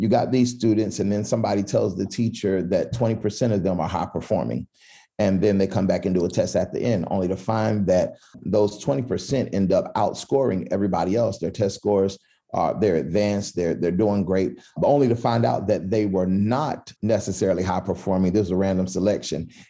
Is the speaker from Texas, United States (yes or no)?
no; Philadelphia, Pennsylvania, United States; moved away as an adult; now in Asheville, United States; From Philadelphia. So I grew up in North Philly.